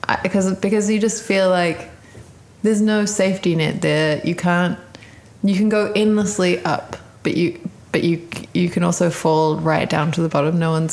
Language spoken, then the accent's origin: English; Auckland, New Zealand; moved away as an adult; also born or lived in Cape Town, South Africa; now in Los Angeles, United States; I love New Zealand. I mean, this is my, you know, this is my hometown.